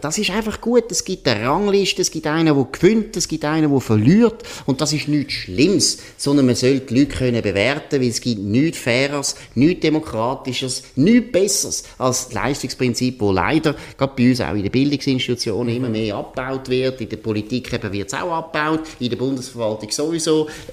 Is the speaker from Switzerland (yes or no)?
yes; Switzerland; bei uns in der Schweiz